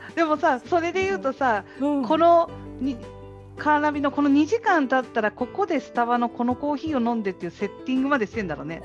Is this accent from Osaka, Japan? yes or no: no; Hiroshima, Japan; 私広島の人間なんで、